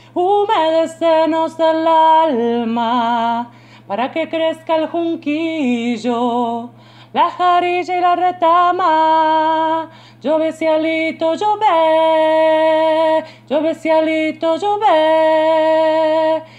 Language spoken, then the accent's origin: Spanish; Las Heras, Mendoza, Argentina; soy de Las Heras